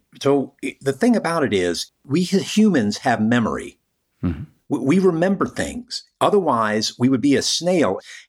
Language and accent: English; Alexandria, Virginia, United States; when I was growing up in Northern Virginia